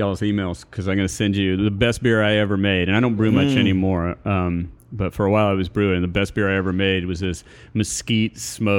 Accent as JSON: {"language": "English", "town": "Birmingham", "region": "Alabama", "country": "United States", "tie": "born or raised there", "moved": "as an adult"}